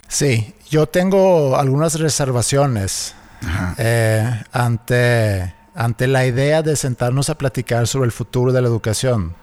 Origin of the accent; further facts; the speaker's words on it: Sweden; now in Mexico; de donde yo soy en Suecia